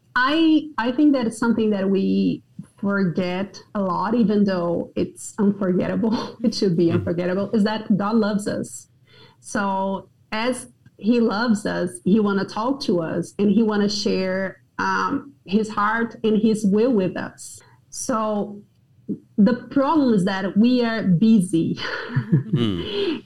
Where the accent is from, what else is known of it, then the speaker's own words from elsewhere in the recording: Brazil; moved away as an adult; also born or lived in Johnson City, Tennessee, United States; now in Brasília, Brazil; I did a lot of good prayer time while I was driving around my hometown